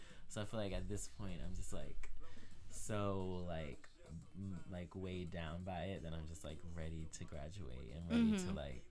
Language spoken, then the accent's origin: English; Maryland, United States; Well, I moved here from Maryland.